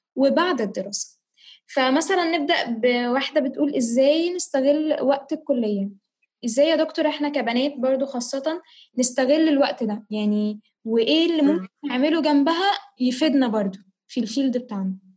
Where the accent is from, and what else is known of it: Egypt